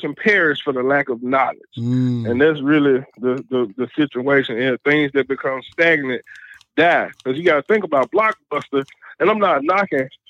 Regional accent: Memphis, Tennessee, United States; growing up in Bethel Grove, Orange Mound area

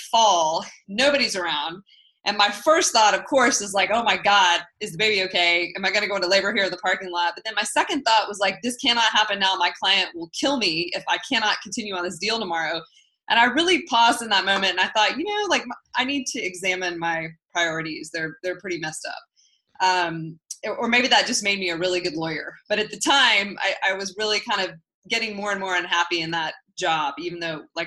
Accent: Lubbock, Texas, United States; moved away as an adult; also born or lived in Los Angeles, California; I grew up in the Panhandle in Texas in a city called Lubbock

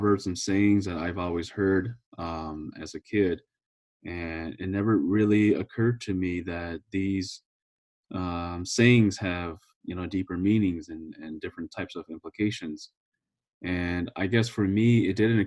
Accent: California, United States; now in Minnesota, United States; I'm originally from California

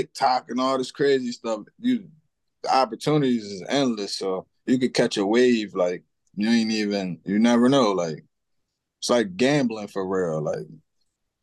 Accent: Cambridge, Maryland, United States; I come from Cambridge, Maryland.

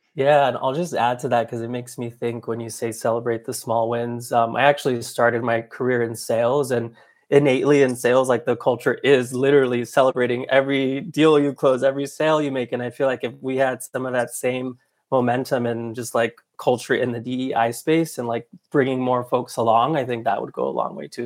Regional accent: Anaheim, California, United States; I'm originally from Anaheim, California, so I grew up going to Disneyland quite often

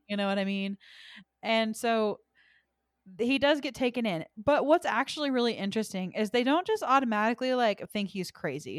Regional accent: United States; we are American

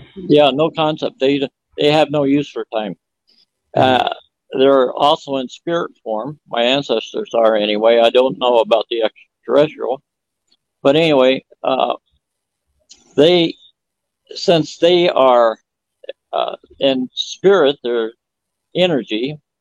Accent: Phoenix, Arizona, United States; I was born in 1949 in Phoenix, Arizona

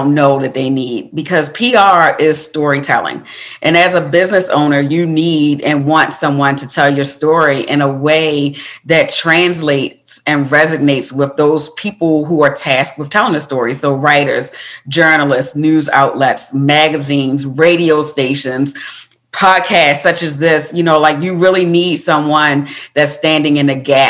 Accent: Baltimore, Maryland, United States; moved away; I'm from Baltimore, Maryland, originally

